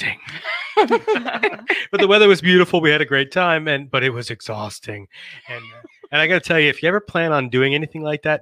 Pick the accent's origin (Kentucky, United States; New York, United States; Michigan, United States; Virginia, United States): Virginia, United States; Northern; also born or lived in Richmond, Virginia; I'm from Northern Virginia, or at least I have family in Northern Virginia.